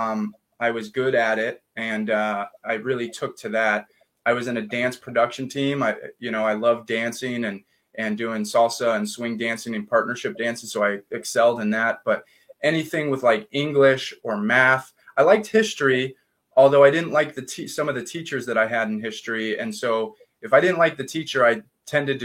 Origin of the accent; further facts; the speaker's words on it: Riverside, California, United States; also born or lived in Upland, California / Laguna Beach, California; growing up in Riverside